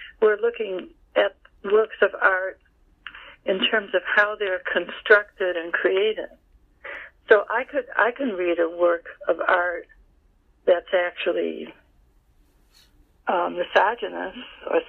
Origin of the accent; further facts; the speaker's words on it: New York, United States; Well, I've gone back to my hometown